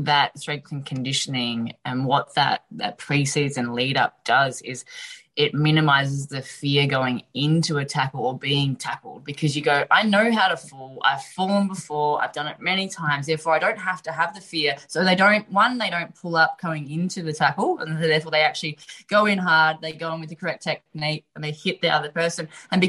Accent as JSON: {"language": "English", "country": "Australia", "said": "to actually represent Australia, donning the green and gold, and actually walking out to that field as an Australian representative is one of the best feelings that you'd ever have."}